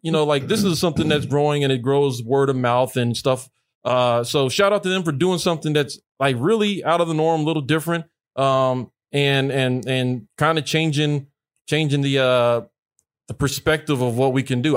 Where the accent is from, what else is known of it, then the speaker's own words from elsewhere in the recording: Mississippi, United States; I grew up in Mississippi